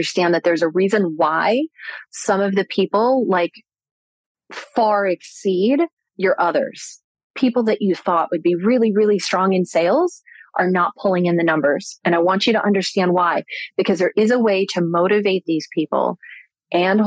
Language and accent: English; Orlando, Florida, United States; I grew up in Orlando, Florida.